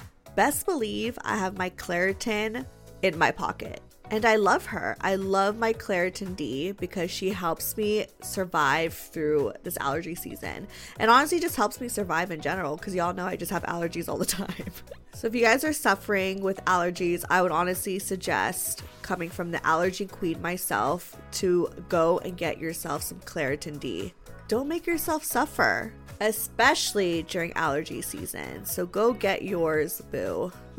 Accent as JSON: {"language": "English", "country": "Germany", "moved": "as an adult", "said": "I'm from a little town in Germany"}